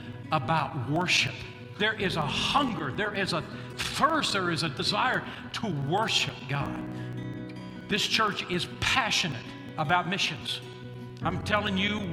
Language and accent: English; Oklahoma, United States; When I was a grade schooler growing up in Oklahoma